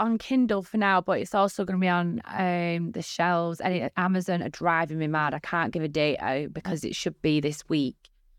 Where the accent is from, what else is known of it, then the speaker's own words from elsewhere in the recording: Bolton, North West England, United Kingdom; Bolton isn't that much of a bad place, but it's a very small place with a lot of small-minded people in it.